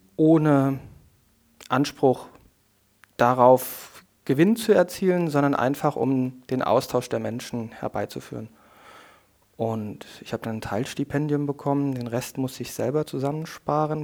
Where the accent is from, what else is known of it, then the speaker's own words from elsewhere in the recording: Koblenz, Rhineland-Palatinate, Germany; die Region und meine Heimat